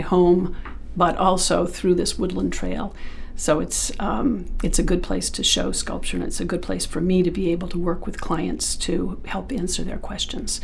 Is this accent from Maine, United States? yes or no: yes; North Yarmouth, Maine, United States; I grew up in Maine. I lived in North Yarmouth